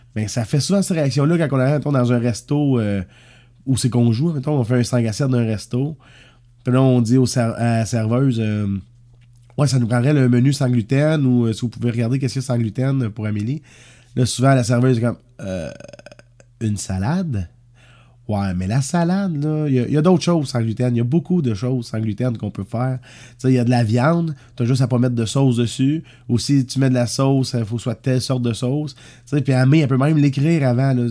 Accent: Saint-Léonard-d'Aston, Quebec, Canada; Pas trop, trop loin de mon petit village natal, ça. Moi, je suis né à Saint-Léonard-d'Aston

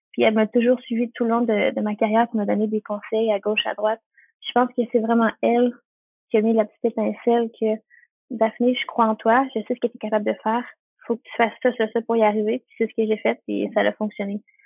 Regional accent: Repentigny, Quebec, Canada; Dans ma région, moi, je suis de la Nodière, euh, plus précisément à Repentigny

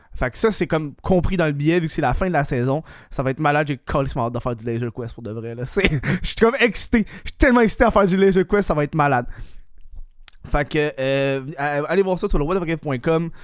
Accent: Laval, Quebec, Canada; je viens de Laval

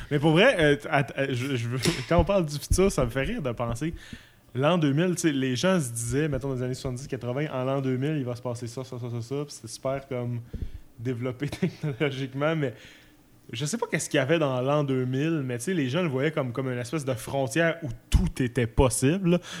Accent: Jonquière, Quebec, Canada; moved away; c'est quand même là où, je suis né.

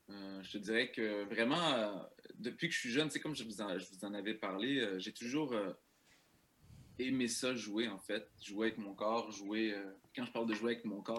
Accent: Saint-Eustache, Quebec, Canada; born there; Je viens d'une famille immigrante, euh, je suis né à Saint-Eustache

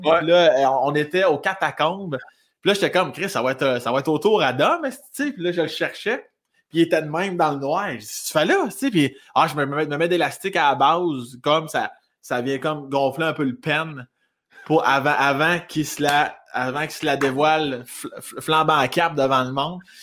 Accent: South Shore of Quebec City, Canada; accent: un peu campagne, mélangé à Rive-Sud de Québec; moved away as an adult; also born or lived in Laurier-Station / Joly; now in Montreal, Canada; je viens de la rive sud de Québec.

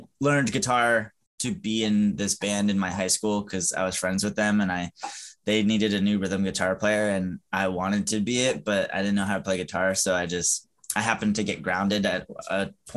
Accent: San Antonio, Texas, United States; I was born in San Antonio, Texas.

